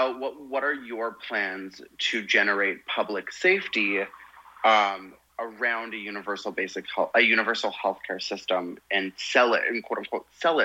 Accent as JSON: {"language": "English", "country": "Canada", "said": "as a Canadian, I've always had like a universal healthcare system."}